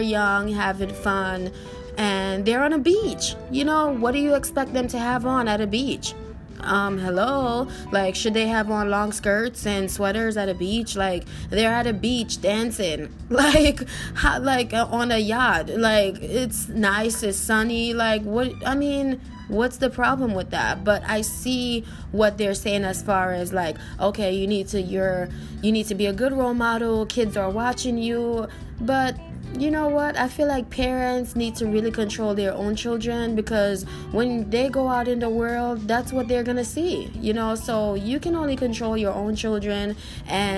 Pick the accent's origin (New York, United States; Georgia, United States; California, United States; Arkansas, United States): New York, United States; growing up in New York, we're so used to the snow